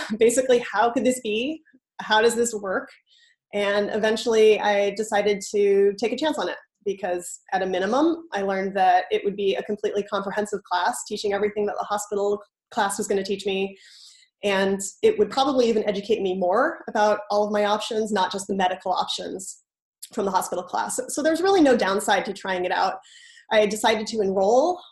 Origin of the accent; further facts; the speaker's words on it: San Francisco Bay Area, California, United States; moved away as an adult; now in Boston, United States; I'm originally from the San Francisco Bay Area, but I've called the Boston area home for the last seven years